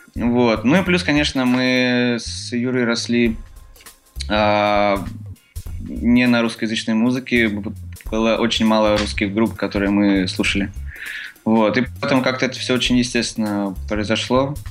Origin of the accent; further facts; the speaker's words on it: Tolyatti, Samara Oblast, Russia; now in Moscow, Russia; мы из Тольятти